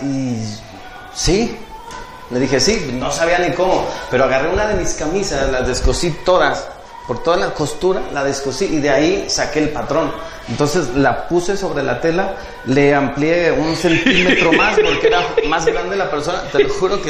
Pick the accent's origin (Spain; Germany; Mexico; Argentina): Mexico; Tepic, Nayarit; also born or lived in Puerto Vallarta; now in Jalpa, Mexico; yo nací en, en Tepic, Nayarit.